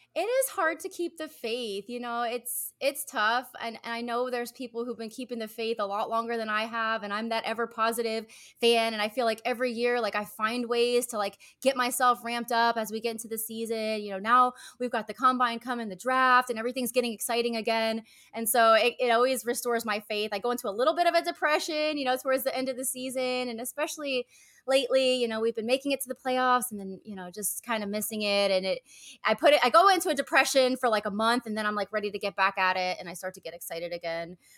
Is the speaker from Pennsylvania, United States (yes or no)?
yes; Easton, Pennsylvania, United States; moved away as an adult; also born or lived in Philadelphia, Pennsylvania; now in Naples, United States; we grew up in Pennsylvania